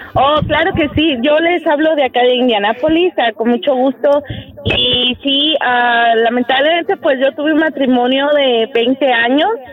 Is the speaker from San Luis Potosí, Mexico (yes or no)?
yes; San Luis Potosí, Mexico; Yo soy de San Luis